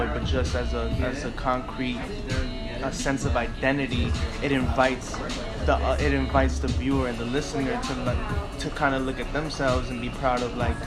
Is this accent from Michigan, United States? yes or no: no; New York City, New York, United States; I'm from Bed-Stuy, so it's a predominantly black neighborhood